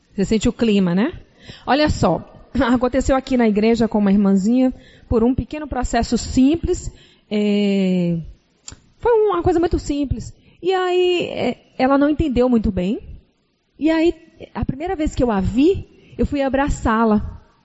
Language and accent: Portuguese; Salvador, Bahia, Brazil; moved away; Vocês estão percebendo nosso sotaque, né? Nós somos de Salvador.